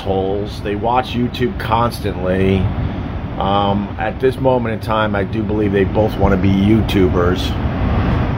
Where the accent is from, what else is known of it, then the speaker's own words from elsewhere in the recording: Long Island, New York, United States; now in New York City, United States; when I was growing up on Long Island, especially in the 80s